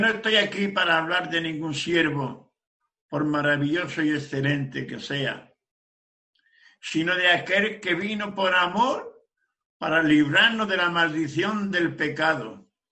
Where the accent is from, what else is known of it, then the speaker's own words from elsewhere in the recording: Region of Murcia, Spain; yo soy de Sefarat, España, provincia de Murcia.